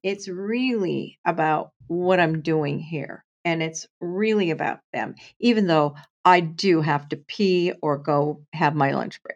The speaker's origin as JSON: {"language": "English", "town": "Portland", "region": "Oregon", "country": "United States", "tie": "born or raised there", "also_born_or_lived": "San Francisco area", "said": "I grew up in Portland, Oregon in the day"}